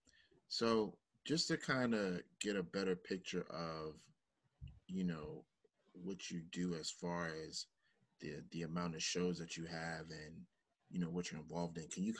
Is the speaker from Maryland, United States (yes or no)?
yes; Bowie, Maryland, United States; I'm in Old Bowie. And you know, I've just kind of been here my whole life